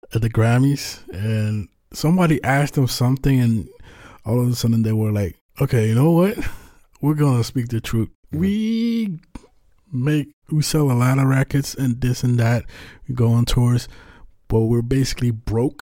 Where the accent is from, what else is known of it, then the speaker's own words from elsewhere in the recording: Netherlands; I'm from the Netherlands